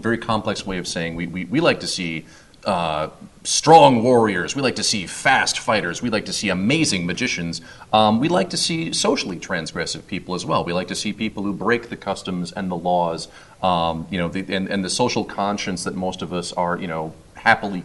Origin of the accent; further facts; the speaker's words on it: Minnesota, United States; now in Wisconsin, United States; I'm from Minnesota. I live in Wisconsin